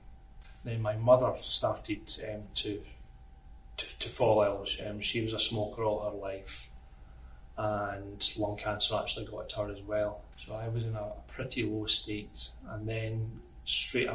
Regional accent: Scotland, United Kingdom; moved away; I'm originally from Scotland

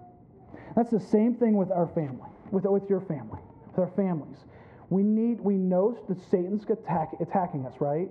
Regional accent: Pennsylvania, United States; now in Florida, United States; I grew up in Pennsylvania, landlocked PA, mountains all around me

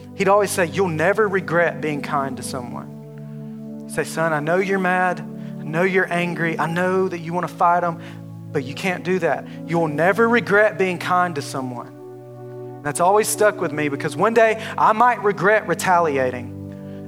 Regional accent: Alabama, United States; accent: southern drawl; moved away as an adult; now in Texas, United States; I'm from Alabama. If you haven't, if you can't tell by my southern drawl, I'm from Alabama. And I have, I've been in Texas for about nine months

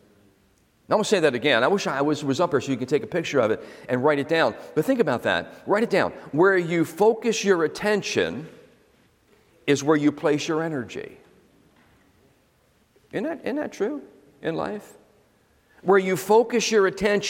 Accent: Philadelphia, Pennsylvania, United States; also born or lived in Florida; now in New Jersey, United States; I was born in South Philly

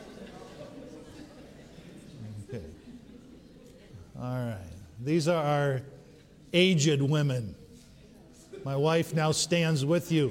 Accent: Upper Peninsula of Michigan, United States; moved away; we were raised in the Upper Peninsula of Michigan

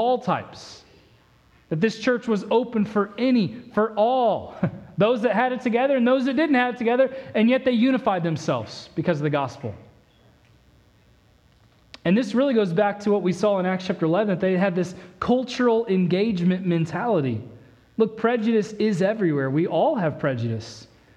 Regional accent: Indiana, United States; now in Texas, United States; growing up in the Midwest, growing up in Indiana

